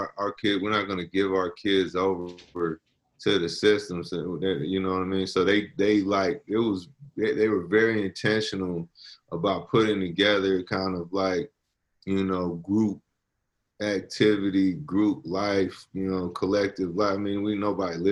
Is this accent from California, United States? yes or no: yes; San Francisco, California, United States; That's where I was born and raised